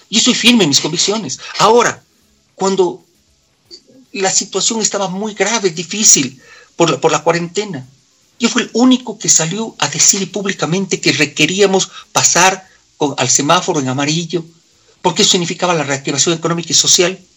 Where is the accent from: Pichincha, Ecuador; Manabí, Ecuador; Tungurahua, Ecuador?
Pichincha, Ecuador; Quito; Porque yo soy quiteño, mi querido amigo. Yo soy quiteño. Yo defiendo a mi ciudad.